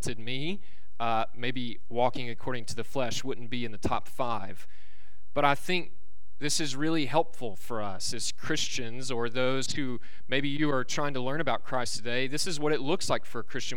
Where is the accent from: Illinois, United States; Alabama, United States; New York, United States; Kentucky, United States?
Alabama, United States; born and raised in Alabama